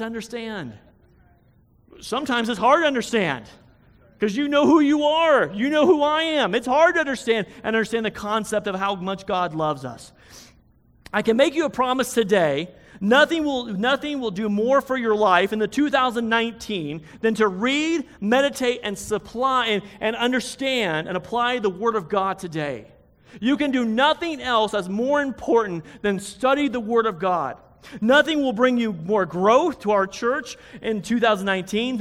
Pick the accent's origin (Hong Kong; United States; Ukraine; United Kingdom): United States; it's my right as an American to get angry